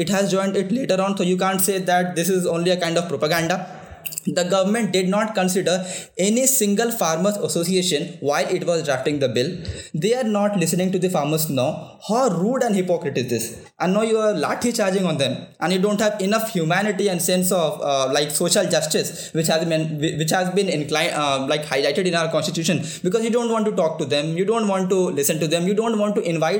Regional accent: Bihar, India; I come from Bihar, and my ancestors have also

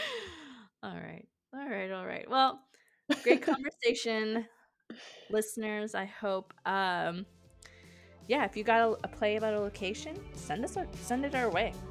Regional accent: California, United States; moved away as an adult; also born or lived in Iowa; teenager to an adult in California

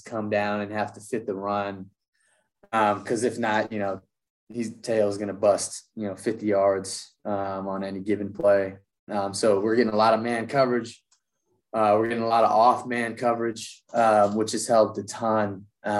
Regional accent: Massachusetts, United States; moved away as an adult; now in Durham, United States; growing up in New England

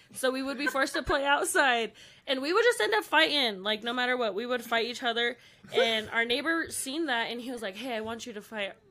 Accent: Pueblo, Colorado, United States; Born and raised Pueblo, Colorado

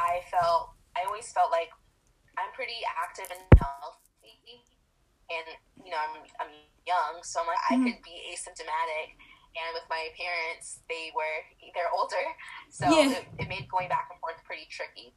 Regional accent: Florida, United States; moved away as an adult; now in California, United States; I'm originally from Florida, and I've been back and forth between Florida and California

